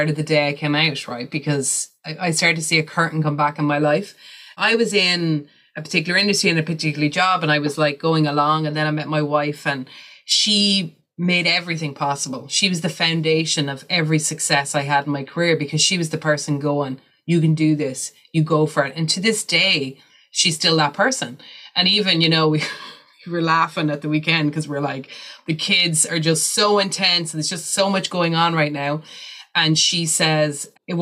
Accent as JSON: {"language": "English", "country": "Ireland", "said": "being an Irish white woman"}